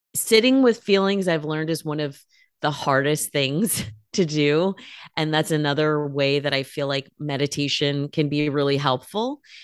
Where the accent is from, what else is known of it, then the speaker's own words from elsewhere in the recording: California, United States; moved away as an adult; also born or lived in Bay Area / Los Angeles; now in Portland, United States; I was born in California. I'm a West Coast girl